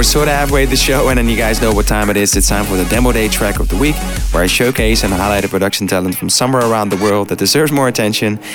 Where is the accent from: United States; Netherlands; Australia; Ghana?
Netherlands; the Netherlands, which is in the east of Holland, my home country